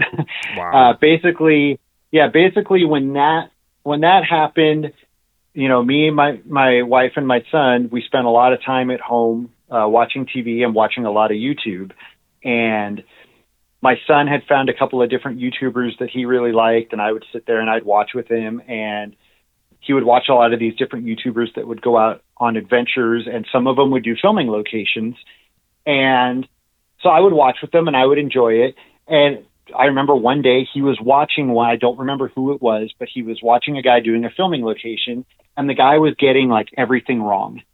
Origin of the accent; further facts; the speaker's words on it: Los Angeles, California, United States; also born or lived in North Hollywood / Reseda / Encino; I grew up in the San Fernando Valley. Um, I was born in North Hollywood and lived there until I was about six or seven years old, and then moved to Reseda